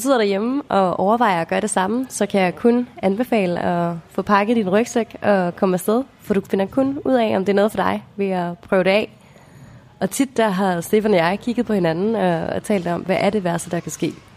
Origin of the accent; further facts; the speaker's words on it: Denmark; moved away as an adult; hjemme i Danmark med vores normale jobs